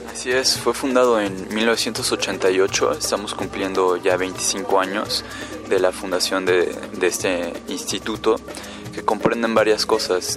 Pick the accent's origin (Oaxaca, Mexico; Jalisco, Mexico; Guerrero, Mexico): Oaxaca, Mexico; moved away as an adult; yo soy de Oaxaca